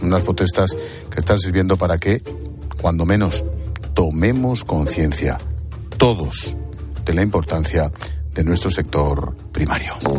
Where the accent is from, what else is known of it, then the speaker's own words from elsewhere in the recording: Madrid, Community of Madrid, Spain; como madrileño